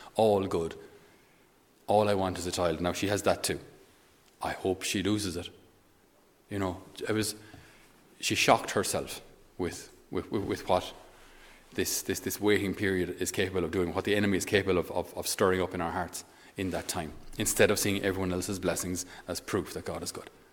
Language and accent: English; Ireland; as Irish, we're not very good